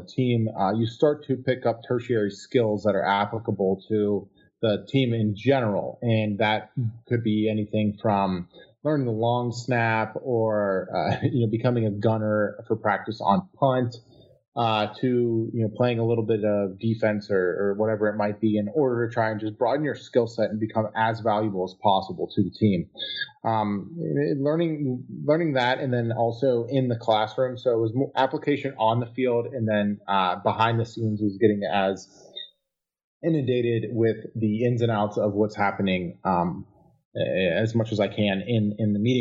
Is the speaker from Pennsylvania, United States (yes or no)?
yes; Pittsburgh, Pennsylvania, United States; I am from Pittsburgh, Pennsylvania. I grew up family of sort of blue collar background